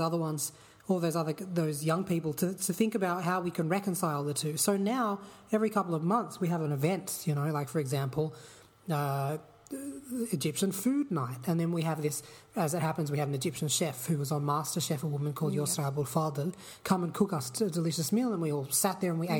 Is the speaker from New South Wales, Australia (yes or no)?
yes; Sydney, New South Wales, Australia; I grew up in the Shire, in the Sutherland Shire, which is, you know, very Anglo part of Sydney